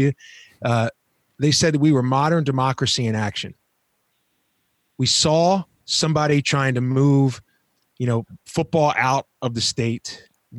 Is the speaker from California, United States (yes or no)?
yes; California, United States; as a Californian and as an American